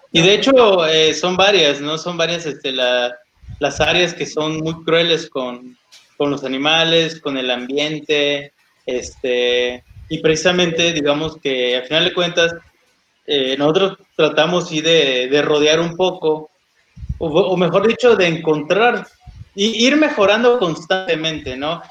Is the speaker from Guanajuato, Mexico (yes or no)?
no; Oaxaca, Mexico; moved away; como yo soy de Oaxaca, me traigo chocolate de allá